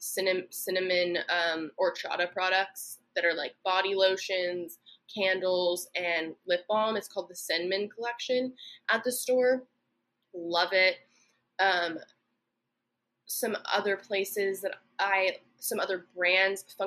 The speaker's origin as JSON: {"language": "English", "town": "Santa Barbara", "region": "California", "country": "United States", "tie": "born or raised there", "said": "I grew up in Santa Barbara"}